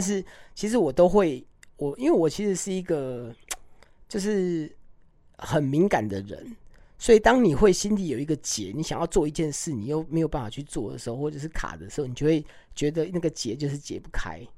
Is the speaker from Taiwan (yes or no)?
yes; Hualien, Hualien County, Taiwan; 这个又是我的花莲，我出生的地方